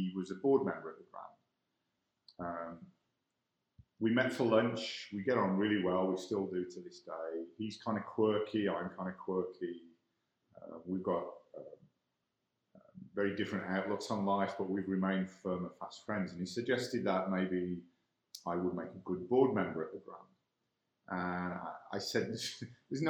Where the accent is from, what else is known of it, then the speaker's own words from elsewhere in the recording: England, United Kingdom; moved away as an adult; also born or lived in Ireland / White Rock, Canada; now in Calgary, Canada; I am born in Ireland, raised in England. So I'm clearly, from my accent, not a native Calgarian